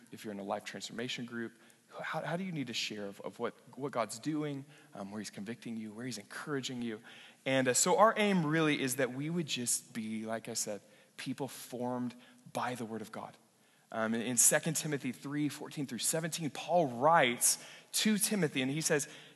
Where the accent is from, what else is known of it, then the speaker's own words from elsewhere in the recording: western Oklahoma, United States; moved away; western Oklahoma where I grew up